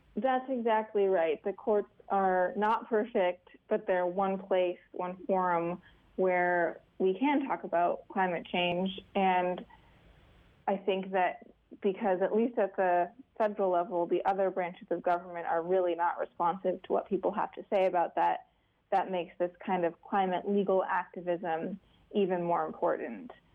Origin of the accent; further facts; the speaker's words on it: Alaska, United States; I'm from Alaska